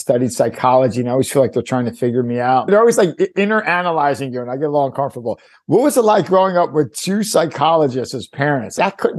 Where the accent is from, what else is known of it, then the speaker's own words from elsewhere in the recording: Philadelphia, Pennsylvania, United States; Growing up in Philly myself